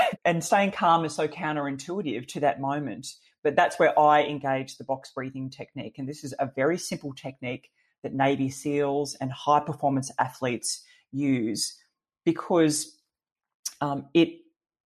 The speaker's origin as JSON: {"language": "English", "town": "Gold Coast", "region": "Queensland", "country": "Australia", "tie": "born or raised there", "said": "We grew up on the Gold Coast, you know, with a dad who loved to fly"}